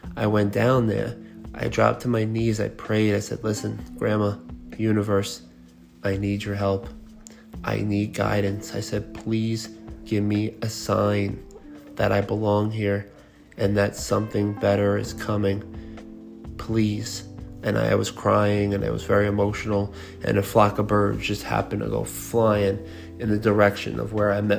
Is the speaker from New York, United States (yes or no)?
yes; Long Island, New York, United States; I'm from Long Island. I moved upstate for a few years